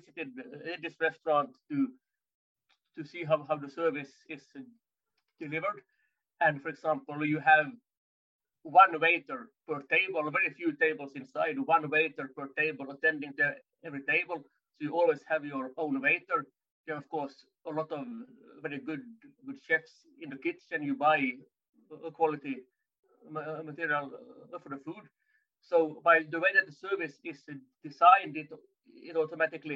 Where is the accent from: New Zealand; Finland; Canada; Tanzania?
Finland; moved away as an adult; now in France; I'm originally from Finland, based in France since 10 and a half years